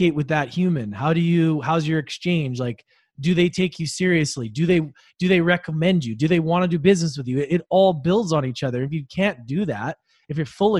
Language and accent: English; Canada; moved away as an adult; also born or lived in Australia; being Canadian, even living in Australia